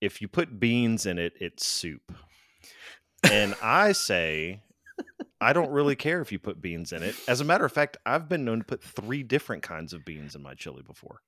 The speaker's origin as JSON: {"language": "English", "region": "Louisiana", "country": "United States", "also_born_or_lived": "Florida", "moved": "yes", "lives_now": "Texas, United States", "said": "I'm from Louisiana"}